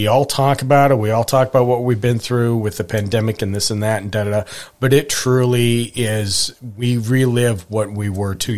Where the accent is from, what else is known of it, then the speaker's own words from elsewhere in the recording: Montana, United States; when I was growing up in Montana